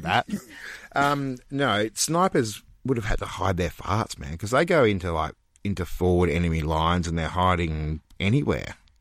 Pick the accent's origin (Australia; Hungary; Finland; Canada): Australia; Australia, mate. Our home country